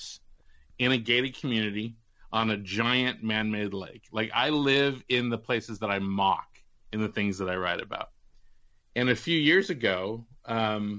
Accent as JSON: {"language": "English", "town": "Walnut Creek", "region": "California", "country": "United States", "tie": "born or raised there", "moved": "yes", "said": "two girls on my block in Walnut Creek"}